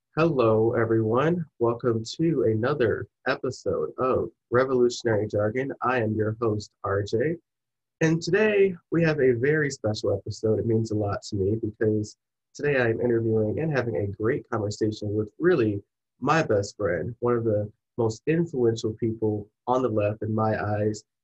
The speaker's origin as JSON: {"language": "English", "region": "Michigan", "country": "United States", "said": "we're both from Michigan."}